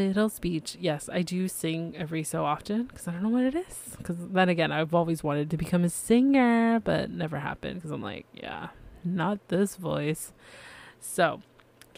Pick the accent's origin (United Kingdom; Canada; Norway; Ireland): Canada; I am Canadian